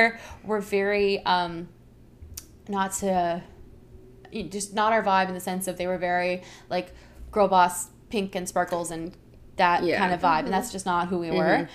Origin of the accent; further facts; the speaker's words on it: Hilton Head, South Carolina, United States; moved away; I'm from Hilton Head, South Carolina